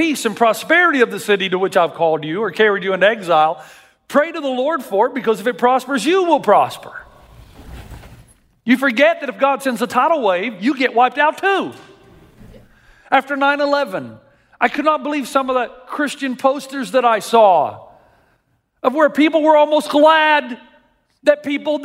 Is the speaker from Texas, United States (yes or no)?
no; Tennessee, United States; I grew up in Tennessee